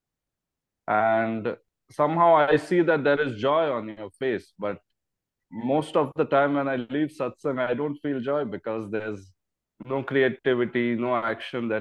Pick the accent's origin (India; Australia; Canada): India; I'm from India